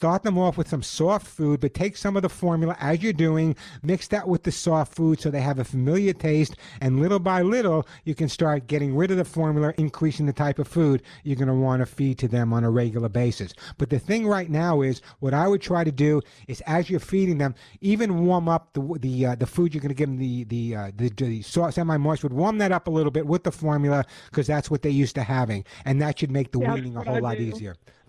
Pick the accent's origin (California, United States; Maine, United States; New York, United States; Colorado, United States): California, United States; Santa Monica; You know, there's a very, very large English population in my hometown of Santa Monica.